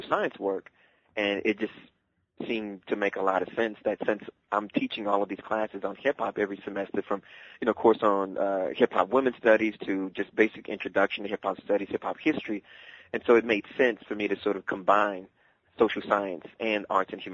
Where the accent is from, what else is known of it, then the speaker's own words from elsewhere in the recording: Dallas, Texas, United States; moved away; I actually grew up in the South, in Dallas, Texas